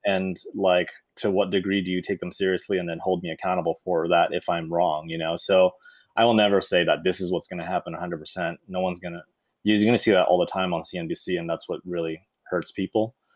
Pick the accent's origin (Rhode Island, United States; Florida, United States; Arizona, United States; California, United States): California, United States; Irvine; I grew up in Irvine